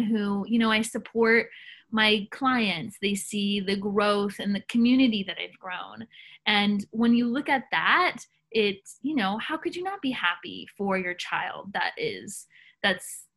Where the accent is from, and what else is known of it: Nashville, Tennessee, United States; born or raised there